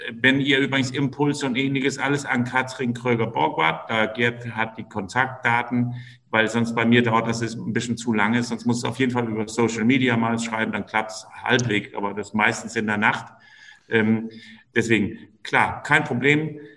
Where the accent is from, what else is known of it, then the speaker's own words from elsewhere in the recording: Denmark; now in Rostock, Germany; ich bin Däne